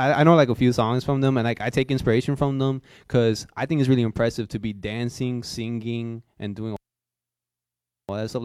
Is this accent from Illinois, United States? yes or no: yes; Cicero, Illinois, United States; also born or lived in Berwyn, Illinois; I'm from Cicero, but I'm borderline. If I go across the street, I'm in Berwyn, so I'm both Berwyn and Cicero